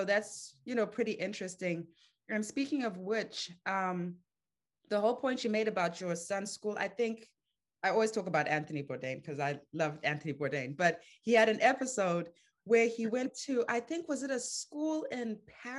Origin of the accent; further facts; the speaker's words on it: Zimbabwe; moved away; I grew up in Zimbabwe